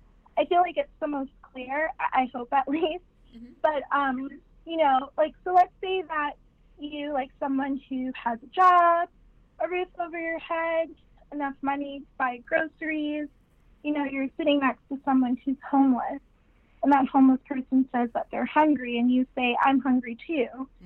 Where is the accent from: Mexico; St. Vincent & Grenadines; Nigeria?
St. Vincent & Grenadines; born or raised there; also born or lived in New York, United States / Los Angeles, United States; now in United States